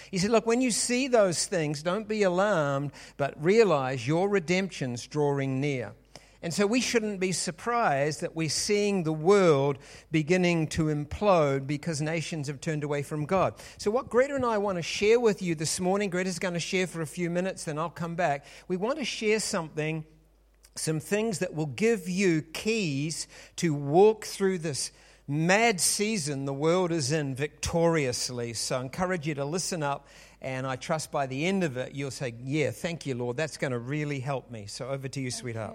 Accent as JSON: {"language": "English", "country": "New Zealand", "said": "we are from New Zealand"}